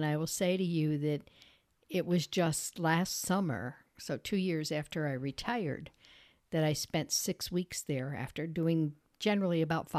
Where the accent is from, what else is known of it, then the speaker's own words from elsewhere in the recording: Peru, New York, United States; And that was the era that I grew up in Peru, graduated from the Peru school, and it was good.